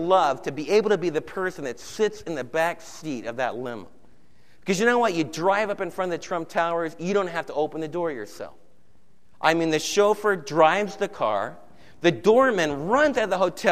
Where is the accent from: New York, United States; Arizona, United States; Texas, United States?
New York, United States; Don and I were raised in New York City